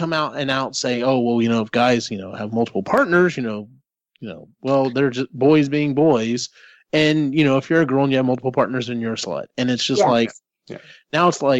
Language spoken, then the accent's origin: English; Central Texas, United States; growing up in Central Texas, being part of the Bible Belt